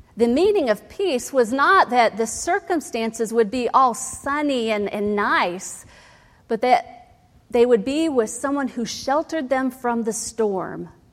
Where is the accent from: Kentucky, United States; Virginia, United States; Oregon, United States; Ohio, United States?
Ohio, United States; I grew up in Ohio